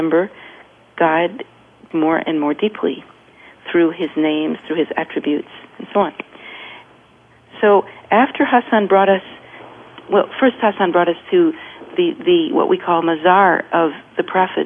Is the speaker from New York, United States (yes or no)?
no; California, United States; from California